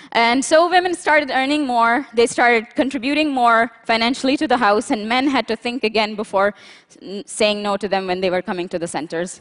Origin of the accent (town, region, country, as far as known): Pakistan; born or raised there